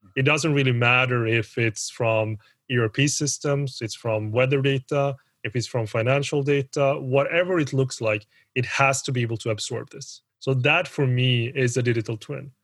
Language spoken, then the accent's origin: English; Sweden; also born or lived in Colombia / United Kingdom / South Korea / Switzerland; I am Swedish, even though I look Colombian, and that's because I am Colombian, because I'm adopted from Colombia. Been in Sweden